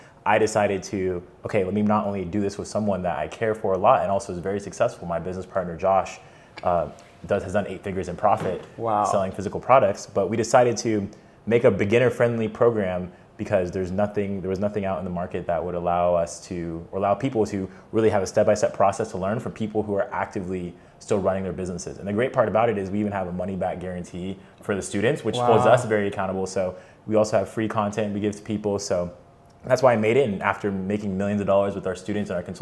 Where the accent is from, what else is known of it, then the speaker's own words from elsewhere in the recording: Atlanta, Georgia, United States; I grew up in Atlanta, Georgia